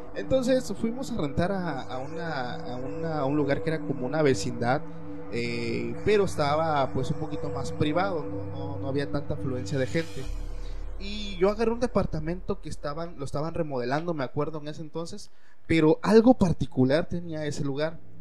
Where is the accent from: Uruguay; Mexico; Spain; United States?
Mexico; me apego mucho a la creencia que hay en mi país, que es México